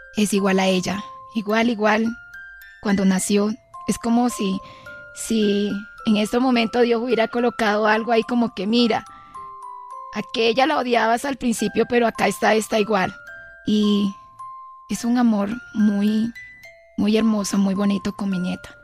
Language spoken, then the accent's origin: Spanish; Villanueva, La Guajira, Colombia; el plato típico de allá de Villanueva, Guajira